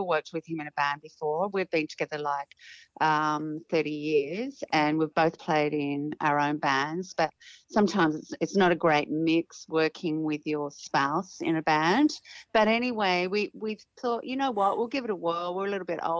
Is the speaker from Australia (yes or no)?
yes; Tasmania, Australia; moved away as an adult; now in Sydney, Australia; I'm from Tasmania, and we used to we had a residency at the Tamahir Hotel in Devonport every Friday night